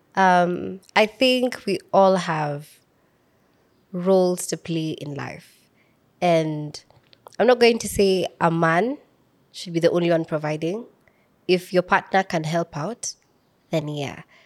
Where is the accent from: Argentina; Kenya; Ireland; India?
Kenya; Samburu County; I'm from Samburu County